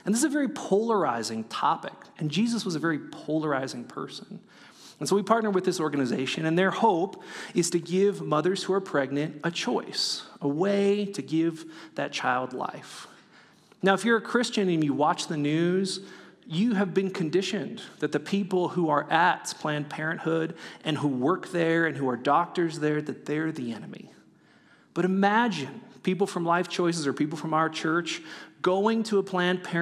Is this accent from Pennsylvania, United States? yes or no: no; California, United States; moved away; I'm from California